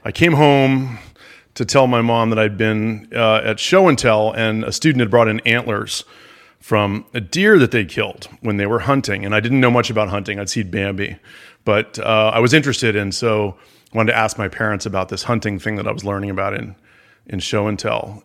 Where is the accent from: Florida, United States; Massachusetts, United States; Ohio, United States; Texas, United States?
Florida, United States; Palm Beach; I grew up in Palm Beach, Florida